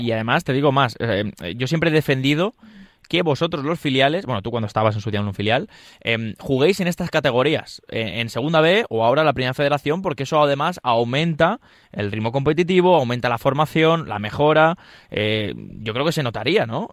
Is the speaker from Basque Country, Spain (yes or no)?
no; Leganés, Community of Madrid, Spain; yo que soy de Leganés